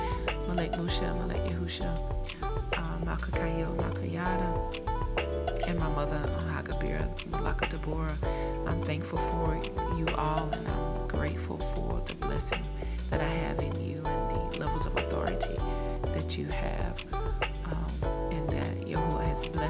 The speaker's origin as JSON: {"language": "English", "country": "United States", "tie": "born or raised there", "said": "we in America, we grew up in such a deranged age and dispensation of time"}